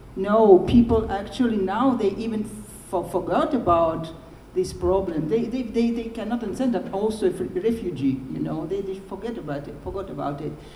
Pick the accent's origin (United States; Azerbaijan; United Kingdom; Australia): Azerbaijan; Baku; first language Russian; English is a second language; now in Moscow, Russia; I'm half Armenian and I was born in Baku